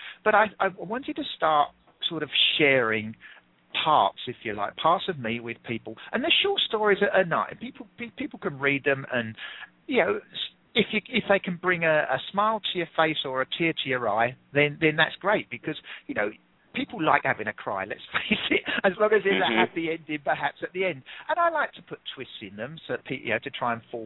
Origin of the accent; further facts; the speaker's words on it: England, United Kingdom; accent: English; I'm English.